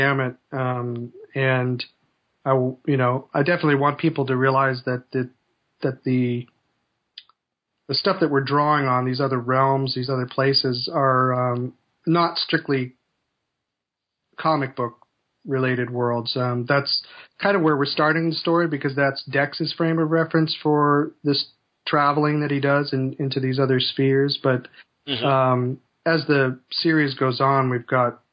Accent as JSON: {"language": "English", "town": "Chicago", "region": "Illinois", "country": "United States", "tie": "born or raised there", "said": "both my parents were actors when I was growing up in Chicago"}